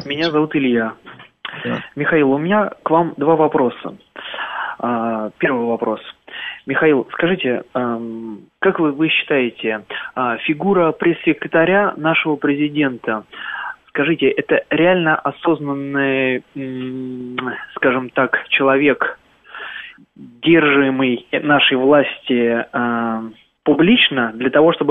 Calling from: Germany; Да, э, я... Германия.

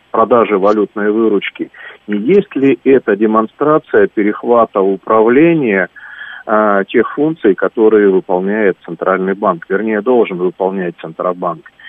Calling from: Barnaul, Altai Krai, Russia; я из Барнаула.

